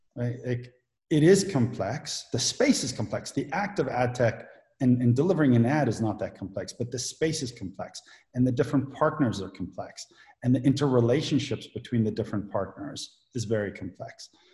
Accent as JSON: {"language": "English", "country": "South Africa", "tie": "born or raised there", "moved": "yes", "said": "I grew up in South Africa"}